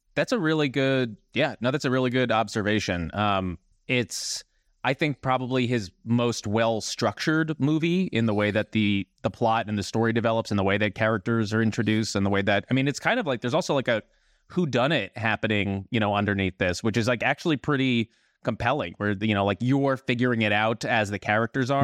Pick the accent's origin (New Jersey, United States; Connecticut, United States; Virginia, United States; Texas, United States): New Jersey, United States; I'm from New Jersey as well